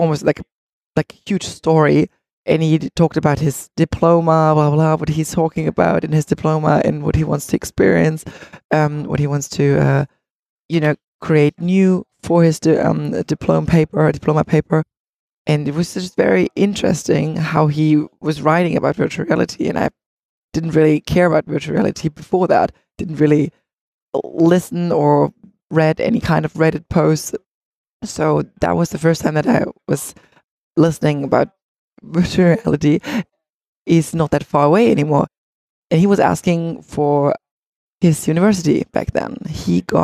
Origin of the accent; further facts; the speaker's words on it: Leipzig, Saxony, Germany; we're all from Leipzig